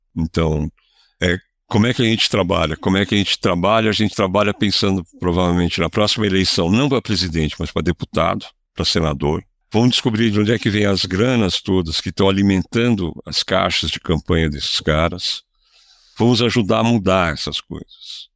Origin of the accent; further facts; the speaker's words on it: Brazil; como brasileiro